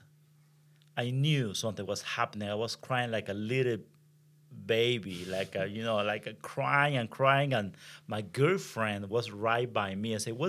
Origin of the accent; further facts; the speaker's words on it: Venezuela; English is a second language; moved away; I am from Venezuela, so right. I speak better Spanish than English.